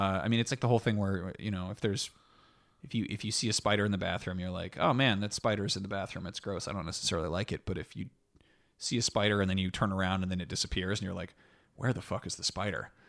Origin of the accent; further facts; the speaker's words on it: France; I was born in France